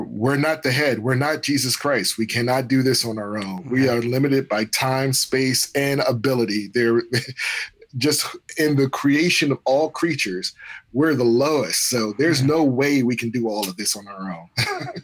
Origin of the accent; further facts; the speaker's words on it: United States; we're American